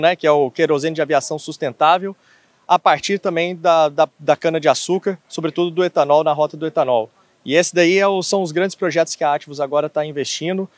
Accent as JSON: {"language": "Portuguese", "town": "Goiânia", "region": "Goiás", "country": "Brazil", "also_born_or_lived": "São Paulo", "moved": "yes", "said": "Eu sou de Goiânia, ah. Goiânia do Pé Rachado"}